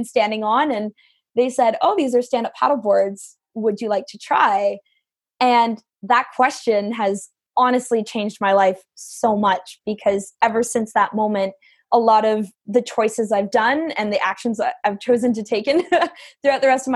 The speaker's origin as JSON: {"language": "English", "town": "Welland", "region": "Ontario", "country": "Canada", "tie": "born or raised there", "said": "I'm from Welland, Ontario, Canada. So I'm born and raised in the heart of the Niagara region"}